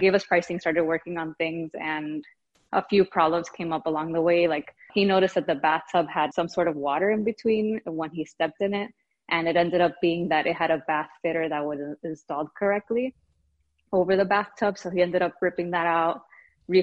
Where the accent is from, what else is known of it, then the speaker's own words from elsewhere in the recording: Miami, Florida, United States; moved away as an adult; now in Brooklyn, United States; I'm originally from Miami, Florida. My husband and I moved to Brooklyn, New York 4 years ago